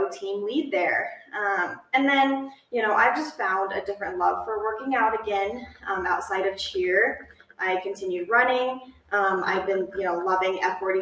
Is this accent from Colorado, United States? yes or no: yes; Golden, Colorado, United States; also born or lived in Fort Collins, Colorado; I grew up in Golden, Colorado, so only like an hour away from Fort Collins, where we are now